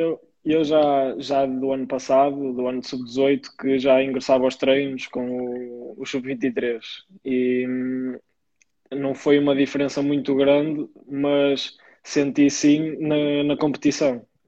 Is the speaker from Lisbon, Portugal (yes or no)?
no; Maia, Porto District, Portugal; no clube da minha terra, o Maia